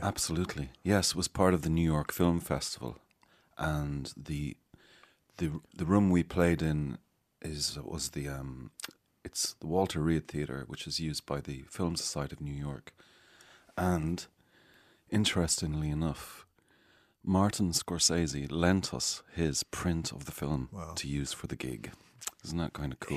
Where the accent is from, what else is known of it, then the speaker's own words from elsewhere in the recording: Galway, Connacht, Ireland; also born or lived in Malta; now in North Strand, Dublin, Ireland; where I grew up, uh, mostly Galway?